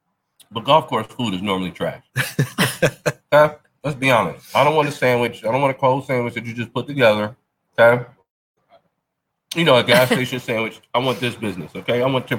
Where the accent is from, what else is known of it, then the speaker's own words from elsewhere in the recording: Buffalo, New York, United States; You know I love buffalo dip because I'm from Buffalo.